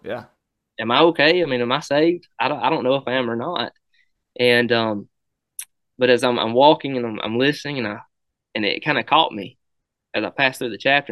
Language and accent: English; Brilliant, Alabama, United States; over to Brilliant where my hometown was where I went to school at.